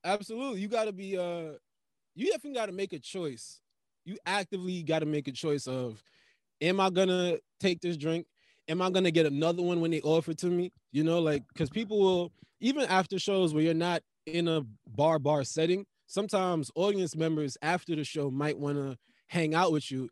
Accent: Jamaica; I'm Jamaican

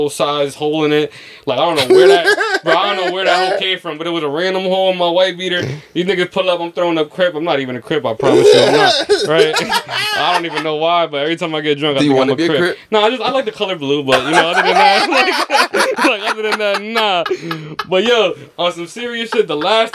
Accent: United States; I'm from America

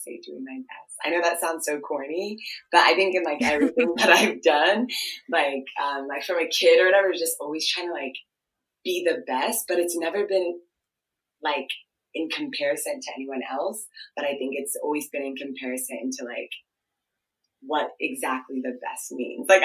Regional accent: Ohio, United States; first language Twi; English is a second language; moved away as an adult; also born or lived in Washington, D.C. / Ghana; now in Chicago, United States; And then I grew up basically like in Ohio. And yeah, I grew up in Ohio

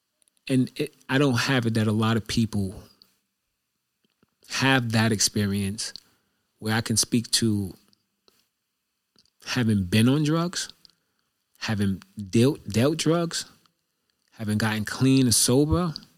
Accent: New York, United States; Like I'm from New York and I got money but I'm a New Yorker with money.

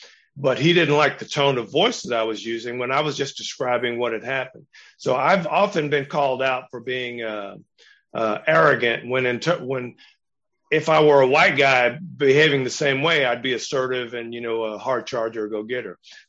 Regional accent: San Diego, California, United States; I grew up in San Diego. I grew up in Navy towns. I'd been around white people all my life.

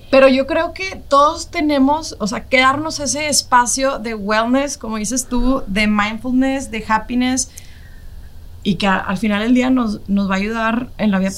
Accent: Mexico; como mexicanos tenemos la actitud

